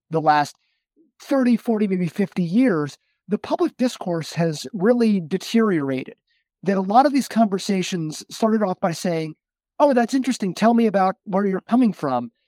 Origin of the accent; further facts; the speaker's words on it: Westchester County, New York, United States; my father was the president of our Reformed synagogue growing up in Westchester County